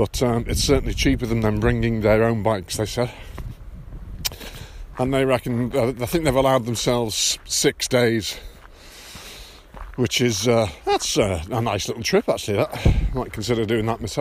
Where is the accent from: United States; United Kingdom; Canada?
United Kingdom; England; I'm from England